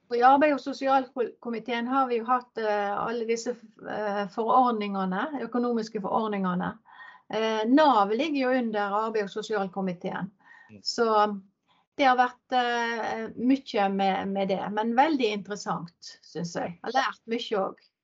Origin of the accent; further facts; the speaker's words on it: Ålvik, Vestland, Norway; also born or lived in Peru; Jeg er oppvokst inn i Ålvik, ei mm. industribygd